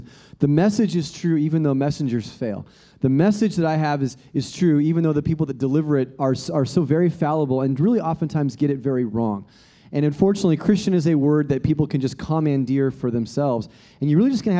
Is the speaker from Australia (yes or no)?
yes; Australia; now in United States; I'm a European American, but I never refer to myself as European American because actually I'm an Australian American